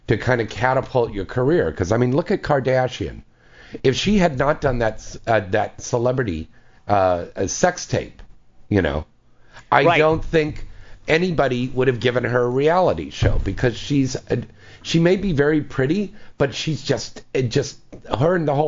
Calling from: Kansas, United States; I'm calling from Kansas.

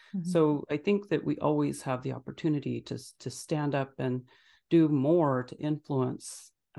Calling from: Phoenix, Arizona, United States; I'm in Phoenix, Arizona

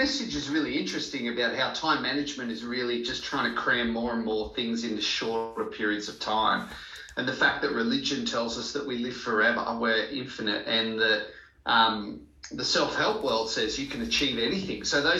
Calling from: Sydney, New South Wales, Australia; My office in Sydney. It's beautiful. It's sunny outside.

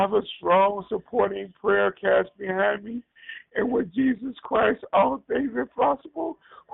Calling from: Wisconsin, United States; I'm calling from Bearable, Wisconsin, around Wisconsin, Dells, Wisconsin.

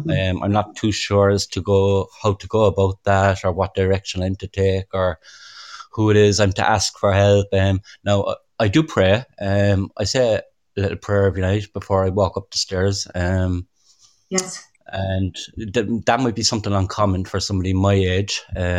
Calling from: Cork, Munster, Ireland; I'm calling from Ireland as well. I'm in Cork in South Ireland.

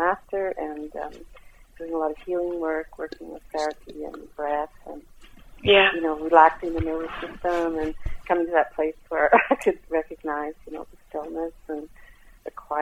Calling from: Montreal, Quebec, Canada; I'm calling from Montreal

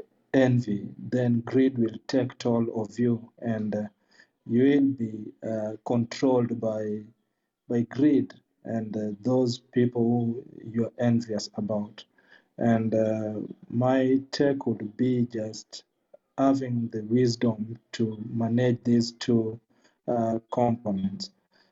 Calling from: Kisumu, Kisumu County, Kenya; I'm joining from Kisumu, Kenya.

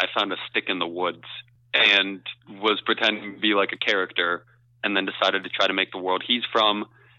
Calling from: Kent, Ohio, United States; I'm coming from Kent, Ohio. So just outside of Kent State University.

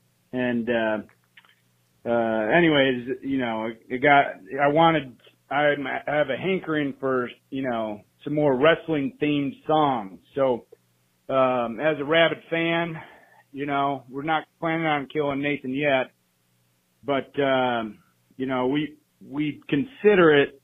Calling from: South Texas, United States; I'm calling here from South Texas

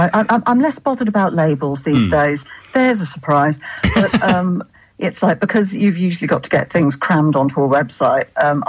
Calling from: Manchester, North West England, United Kingdom

